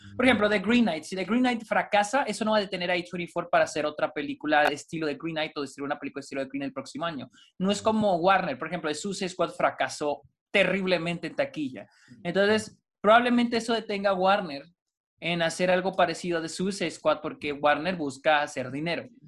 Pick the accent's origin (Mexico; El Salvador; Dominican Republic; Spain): Mexico; Delicias, Chihuahua; en Delicias, de donde yo soy